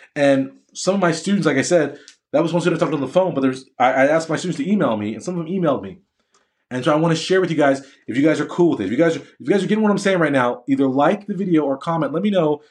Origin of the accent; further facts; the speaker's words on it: United States; I'm an American, an American Black male physician.